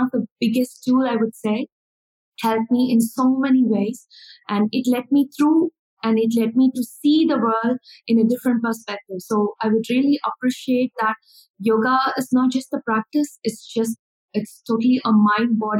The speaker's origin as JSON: {"language": "English", "town": "Chennai", "region": "Tamil Nadu", "country": "India", "tie": "born or raised there", "said": "I'm from India, Chennai. So this is where I born and brought up"}